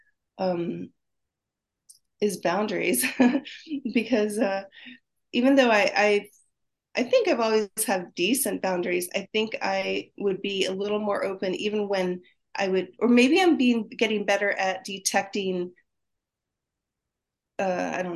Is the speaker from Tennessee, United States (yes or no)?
no; Laguna Beach, California, United States; I'm from Laguna Beach